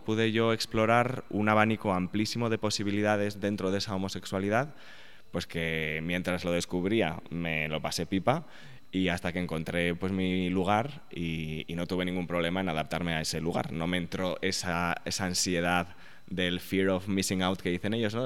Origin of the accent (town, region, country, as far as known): Spain; moved away as an adult; now in New York, United States